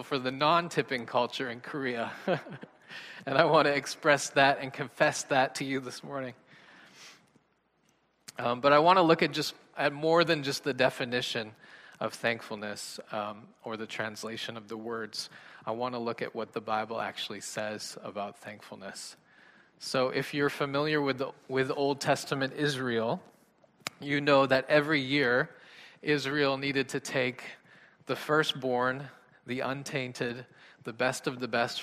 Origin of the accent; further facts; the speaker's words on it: Canada; I'm Canadian